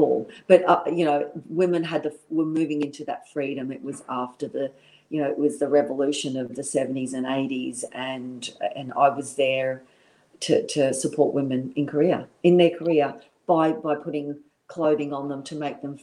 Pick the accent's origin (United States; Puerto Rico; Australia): Australia; Brisbane, Queensland; also born or lived in London; being a young girl in Brisbane